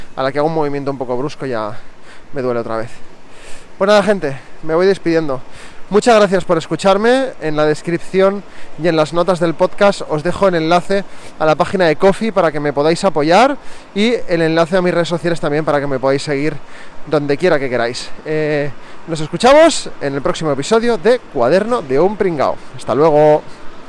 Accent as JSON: {"language": "Spanish", "town": "Barcelona", "region": "Catalonia", "country": "Spain", "accent": "neutral Catalan", "said": "yo hablo catalán de toda la vida, yo soy de Barcelona"}